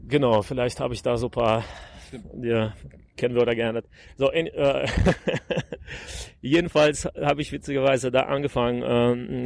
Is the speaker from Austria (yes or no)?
no; Gomel, Gomel Region, Belarus; German is a second language; moved away; also born or lived in Cologne, Germany / Berlin, Germany / United States; Ich bin aus Gormel. Ich bin da ähm, ein bisschen aufgewachsen